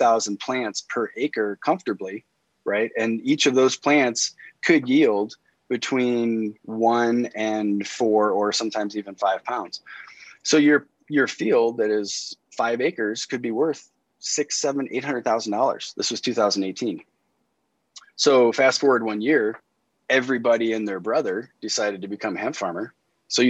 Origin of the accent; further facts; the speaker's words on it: Indiana, United States; moved away as an adult; now in Western Colorado, United States; I'm originally from Indiana, and I lived in Indianapolis for 20 years